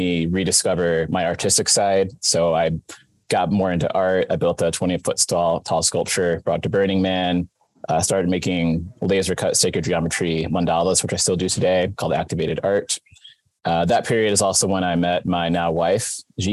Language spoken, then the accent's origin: English; Wisconsin, United States; moved away as an adult; also born or lived in Silver Lake, Wisconsin / Milwaukee, Wisconsin / Kenosha County, Wisconsin / Boston, Massachusetts; now in California, United States; I was born and raised in Wisconsin, grew up in Milwaukee and Kenosha County.